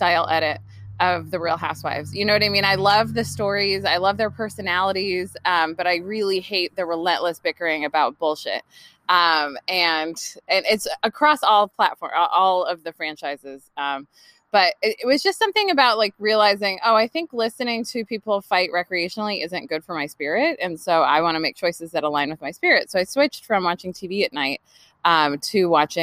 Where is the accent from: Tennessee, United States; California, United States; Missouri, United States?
California, United States; also born or lived in New York / New Jersey; now in Olympic Peninsula, Washington, United States; I grew up in California